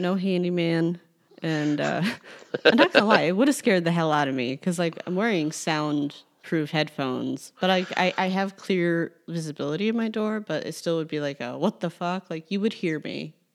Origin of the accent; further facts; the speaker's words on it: Chicago, Illinois, United States; as a Chicagoan